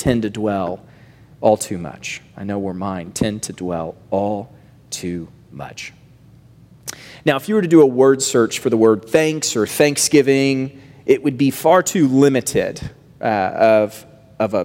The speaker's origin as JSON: {"language": "English", "region": "the South", "country": "United States", "tie": "born or raised there", "said": "I grew up in the South"}